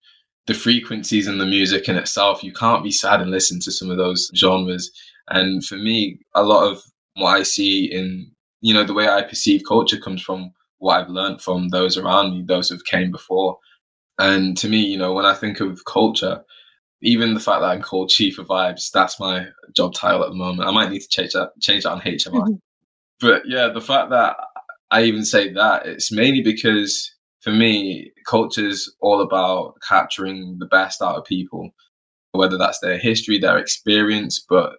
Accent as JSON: {"language": "English", "region": "Florida", "country": "United States", "tie": "born there", "said": "I was born in Florida, but my family are from the West Indies, a small little island called Montserrat, a volcanic island."}